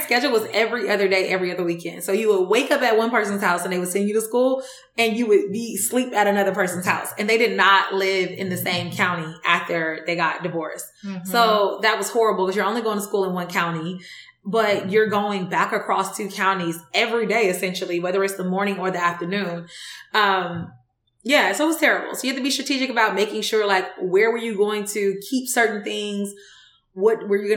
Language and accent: English; Decatur, Georgia, United States; I was born in Decatur, raised in Decatur in East Atlanta, like zone 6